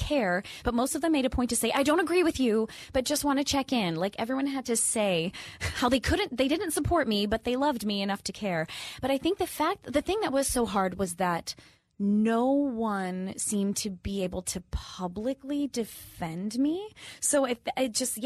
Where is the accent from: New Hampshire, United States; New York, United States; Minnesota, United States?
Minnesota, United States; I'm from the Midwest. I'm from Minnesota